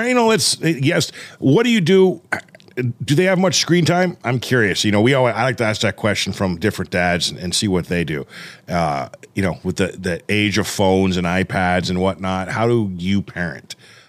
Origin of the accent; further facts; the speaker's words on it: Thousand Oaks, California, United States; moved away as an adult; now in Oregon, United States; I grew up in Thousand Oaks, man. I got out about 20 years ago, moved to Oregon, give or take. And I haven't looked back.